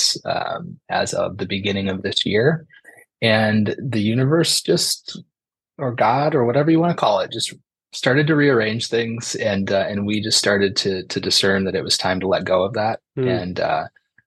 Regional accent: Dixon, Illinois, United States; also born or lived in Chicago suburbs; I grew up in a little town called Dixon, Illinois.

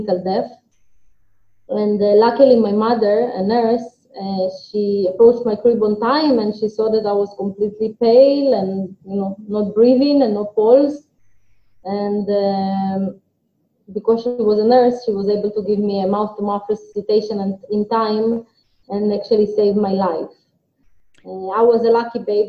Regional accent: Ukraine; moved away; also born or lived in Tel Aviv, Israel; I was born in Ukraine, in a small city in Ukraine, in 1986

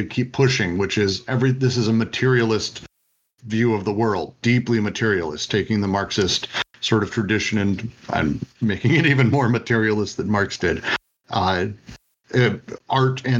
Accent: Denver, Colorado, United States; I grew up in Denver.

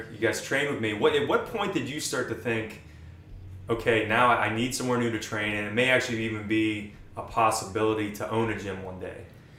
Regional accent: Steubenville, Ohio, United States; it was one of the gyms we trained at, you know, kind of growing up in Steubenville.

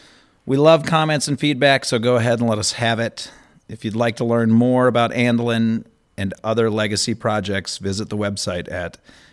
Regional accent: Madison, Wisconsin, United States; I grew up in Madison, too.

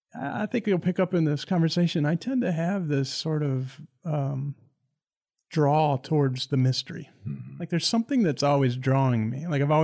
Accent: Greenwich, Ohio, United States; I'm from a small town in Ohio named Greenwich. People used to say there's no stoplights and no restaurants or anything significant there. There's about 1,400 people.

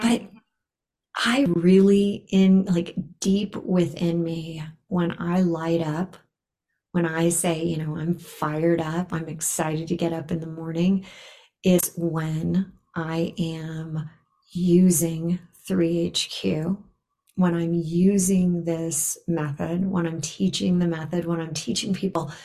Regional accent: Los Angeles, California, United States; moved away as an adult; also born or lived in Bay Area, California; now in Boulder, United States; I grew up in Los Angeles and I lived in the Bay Area for 25 years

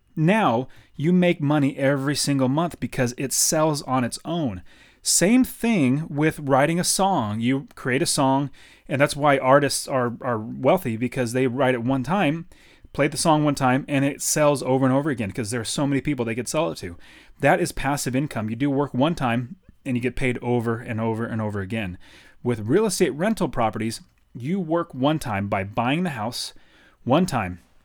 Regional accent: Fresno, California, United States; moved away as an adult; now in Phoenix, United States; I grew up in Fresno, California.

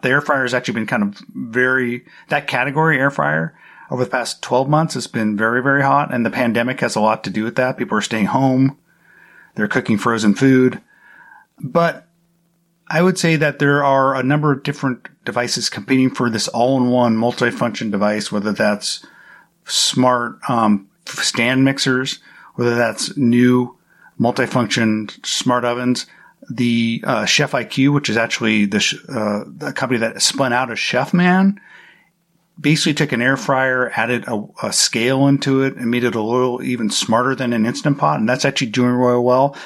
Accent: United States; I'm an American

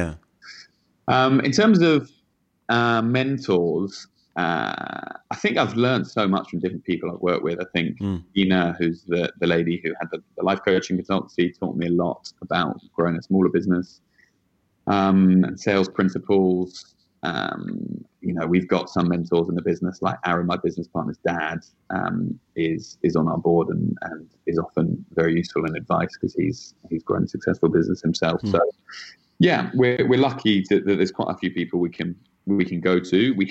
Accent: United Kingdom; now in New York, United States; Actually, British.

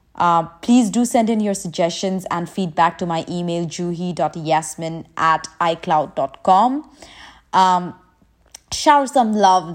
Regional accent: India; now in Dubai, United Arab Emirates; I'm from India, currently residing in Dubai.

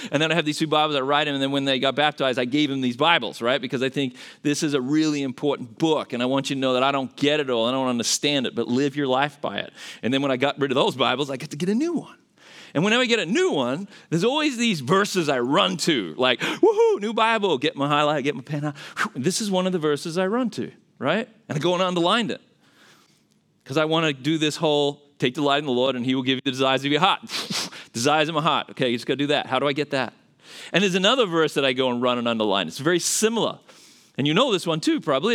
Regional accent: Australia; accent: Australian; moved away as an adult; now in United States; I'm originally from Australia. That's where the accent's from

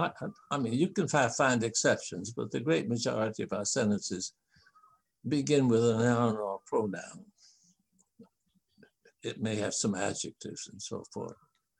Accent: Japan; I'm not a linguist who has studied all the different languages, but I grew up in Japan

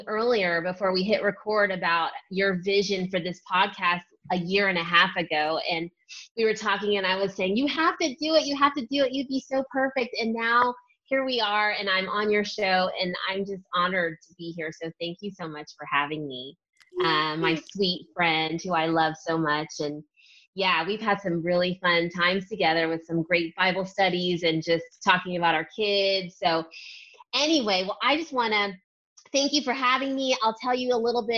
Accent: Ohio, United States; I grew up in Ohio around a great trail and park system

